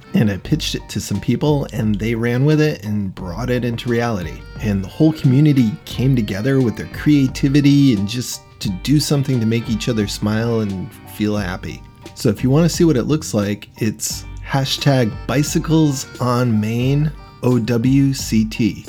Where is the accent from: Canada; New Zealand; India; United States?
United States; Wethersfield, Connecticut; born or raised there